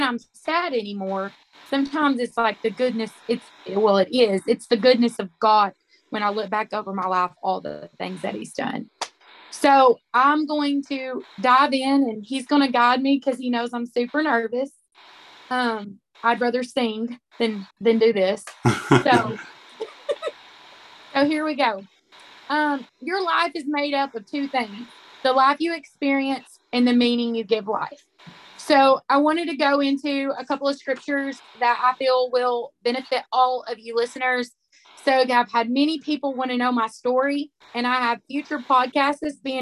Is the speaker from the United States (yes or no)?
yes; Arkansas, United States; I'm from Arkansas